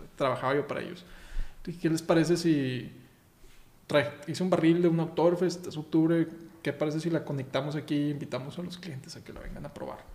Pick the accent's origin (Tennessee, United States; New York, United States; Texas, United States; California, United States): Texas, United States; now in Mexico; soy mexicano y soy americano, yo nací en Texas